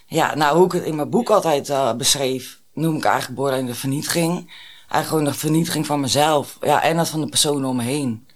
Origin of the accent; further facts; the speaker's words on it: Alkmaar, North Holland, Netherlands; Ik ben 30 en ik kom uit Alkmaar.